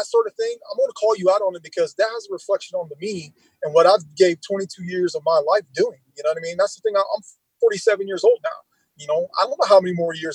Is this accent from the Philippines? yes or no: no; Lima, Ohio, United States; the Lima area, my hometown